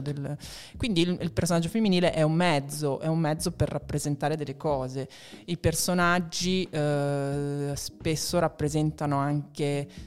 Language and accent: Italian; Marche, Italy; now in Milan, Italy; io sono marchigiana